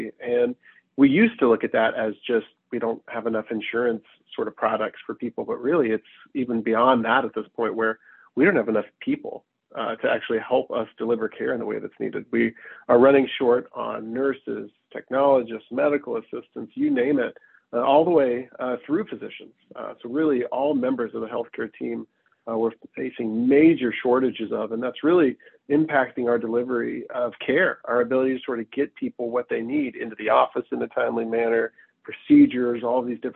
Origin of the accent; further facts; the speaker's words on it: Knoxville, Tennessee, United States; moved away as an adult; also born or lived in South Carolina / Virginia / Washington / North Carolina; now in Bellevue, United States; I was born and raised in East Tennessee, Knoxville, to be exact